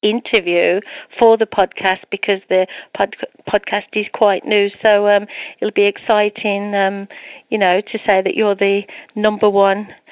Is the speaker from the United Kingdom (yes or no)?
yes; United Kingdom; accent: British; my British accent